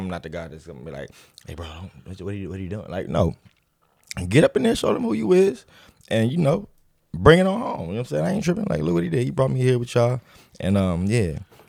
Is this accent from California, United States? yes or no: yes; Los Angeles, California, United States; I'm from Watts, California, you know, born and raised in the Nixon Garden Projects.